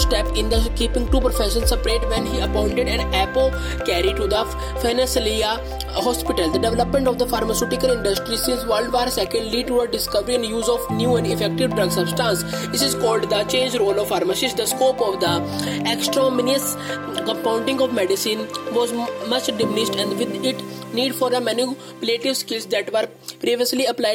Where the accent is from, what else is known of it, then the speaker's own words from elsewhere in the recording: India; I am from India